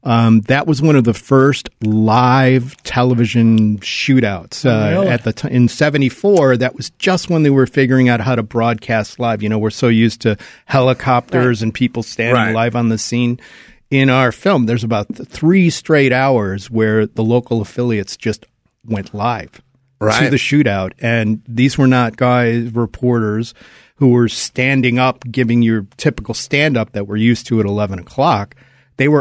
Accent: Cleveland, Ohio, United States; my hometown, Cleveland, Ohio

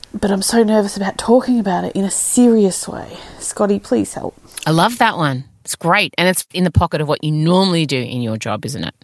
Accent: Melbourne, Victoria, Australia; I'm from Melbourne

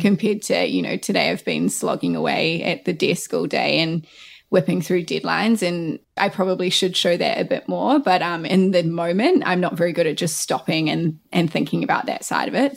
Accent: New Zealand; born or raised there; also born or lived in Christchurch

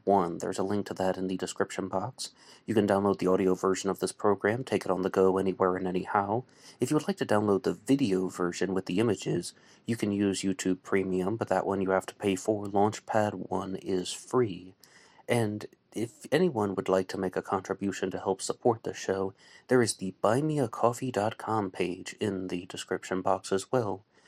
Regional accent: West Virginia, United States; I am not a New Yorker. I'm a West Virginian

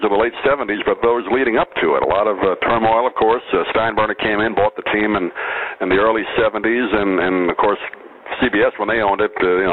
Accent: New York, United States; also born or lived in Long Island; now in Sarasota, United States; I grew up in New York

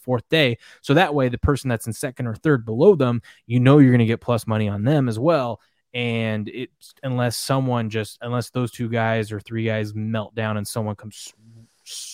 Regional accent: Pacific Northwest, United States; we're from the Pacific Northwest

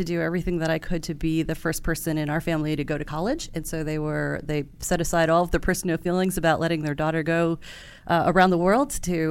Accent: Hudson Valley, New York, United States; also born or lived in Tokyo, Japan; I grew up in Hudson Valley, New York.

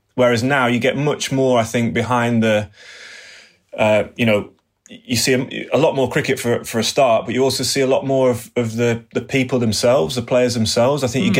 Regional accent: England, United Kingdom; being an Englishman

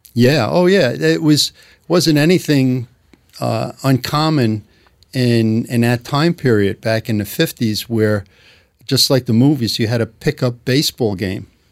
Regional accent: New York City, New York, United States; accent: New York; I grew up in, uh, Glendale, Queens

